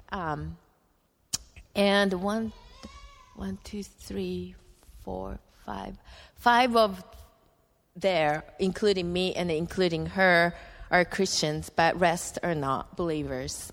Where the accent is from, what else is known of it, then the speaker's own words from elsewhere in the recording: Japan; English is a second language; moved away as an adult; also born or lived in United States; He designed me as a Japanese, and I grew up in Japan